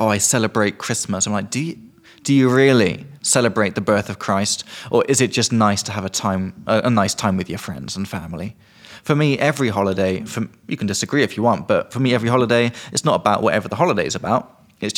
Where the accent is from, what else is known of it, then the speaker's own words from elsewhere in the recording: England, United Kingdom; from England